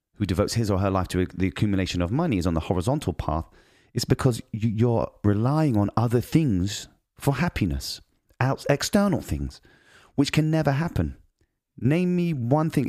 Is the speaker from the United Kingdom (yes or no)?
yes; United Kingdom; moved away; I'm British